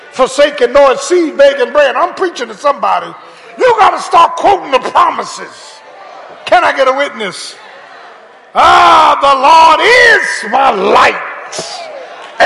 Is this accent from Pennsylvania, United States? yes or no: yes; Philadelphia, Pennsylvania, United States; I remember growing up in South Philly